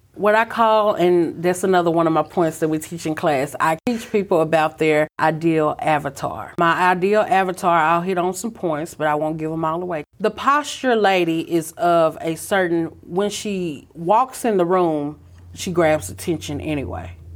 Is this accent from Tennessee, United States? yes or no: yes; Brownsville, Tennessee, United States; also born or lived in Atlanta, Georgia; I'm originally from Brownsville, Tennessee, where we are today